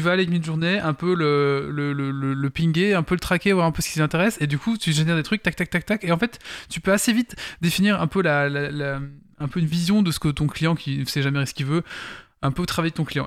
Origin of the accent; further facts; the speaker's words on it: Belgium; on est belge